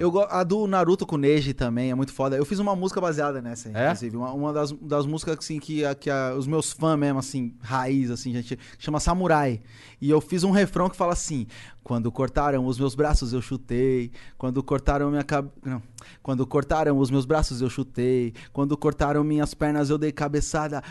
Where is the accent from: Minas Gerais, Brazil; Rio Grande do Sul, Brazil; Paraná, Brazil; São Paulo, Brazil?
São Paulo, Brazil; also born or lived in Poá; A gente fez um show lá na minha quebrada, lá na Cachoeirinha. É um bairro vizinho do Lausanne